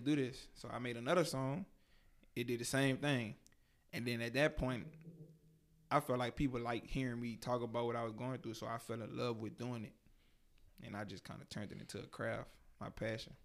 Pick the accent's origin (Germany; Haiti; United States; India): United States; Baton Rouge, Louisiana; I'm 24 from Baton Rouge, Louisiana, 225 Scotlandville